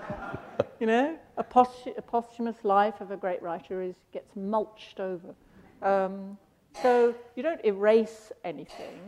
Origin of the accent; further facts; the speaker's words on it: London, United Kingdom; growing up in London, born in 48